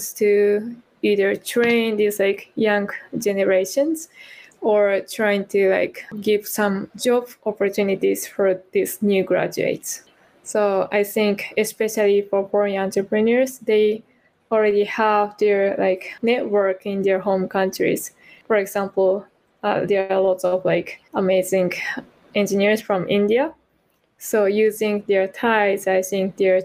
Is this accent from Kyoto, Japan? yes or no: yes; Kyoto, Japan; English is a second language; now in Sapporo, Japan; I'm originally from Kyoto with almost like 1,000 or 2,000 years of history